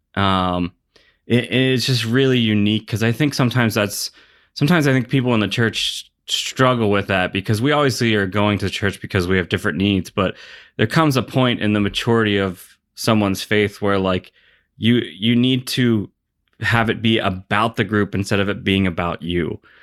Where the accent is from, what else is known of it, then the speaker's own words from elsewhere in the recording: Pittsburgh, Pennsylvania, United States; I grew up in Pittsburgh